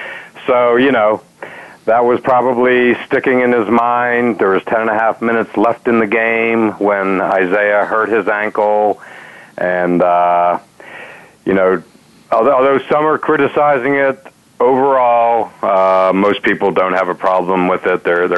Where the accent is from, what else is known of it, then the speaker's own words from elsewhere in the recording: United States; that I was from America